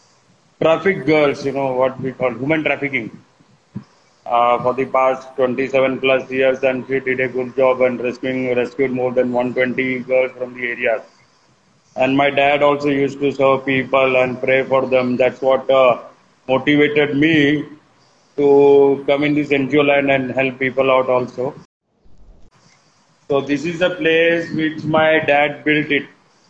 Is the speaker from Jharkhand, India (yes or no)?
no; Kanyakumari, Tamil Nadu, India; now in Mumbai, India; I'm basically from Kanyakumari. We are staying here in Mumbai since the past 45 years here in Mumbai with mom and dad and family.